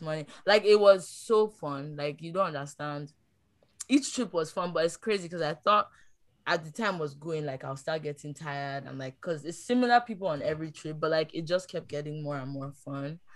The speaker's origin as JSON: {"language": "English", "country": "Nigeria", "moved": "yes", "said": "I'm from Nigeria"}